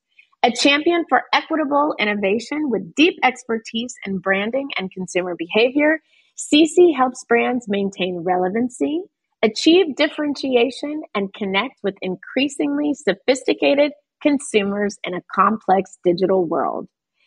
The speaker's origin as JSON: {"language": "English", "country": "Germany", "tie": "born there", "also_born_or_lived": "New York, United States", "said": "my parents were in the military. I was born in Germany."}